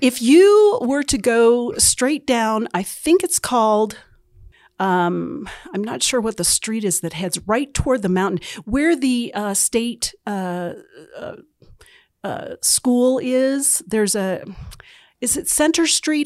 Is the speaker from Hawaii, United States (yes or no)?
no; central New Hampshire, United States; moved away as an adult; now in Utah, United States; I grew up in central New Hampshire